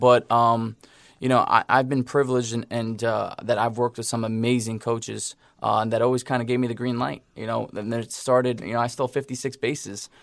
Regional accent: New York, United States; I'm from New York

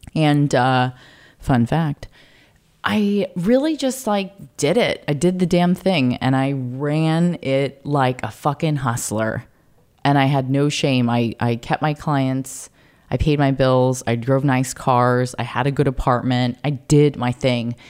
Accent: Carlsbad, California, United States; I grew up in Carlsbad, California, to a Polish-American father and a Japanese mother.

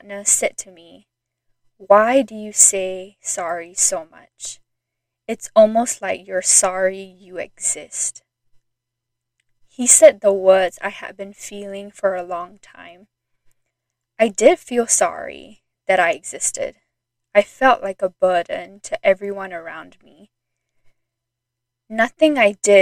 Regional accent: Singapore; moved away as an adult; also born or lived in Idaho, United States; I was born and raised in Singapore, and when I was 18, I moved to the state of Idaho in the United States to attend university

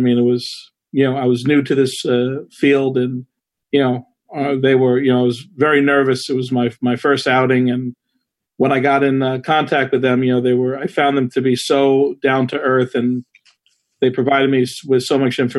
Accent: New York City, New York, United States; I grew up in a town called Whitestone, which is north of Flushing. It's the northern tip of Queens County.

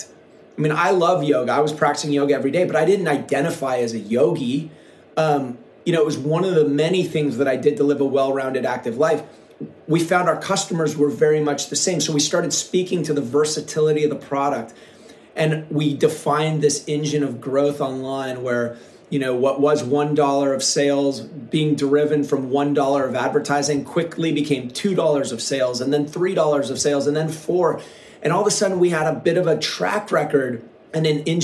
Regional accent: Seattle, Washington, United States; moved away as an adult; now in Southern California, United States; when I was a kid, I grew up in Seattle

